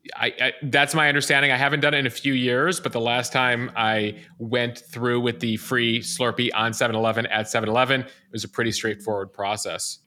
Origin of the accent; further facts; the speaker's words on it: New York, United States; as a New Yorker